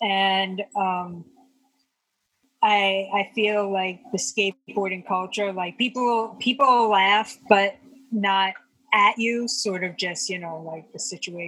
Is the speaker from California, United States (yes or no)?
no; New York, United States; I loved being a New York. I love being a New Yorker. I still love being a New Yorker.